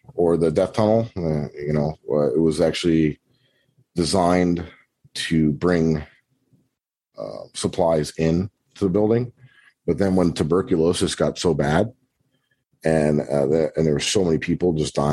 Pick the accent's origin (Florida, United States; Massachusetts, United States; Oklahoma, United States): Florida, United States; we're from Florida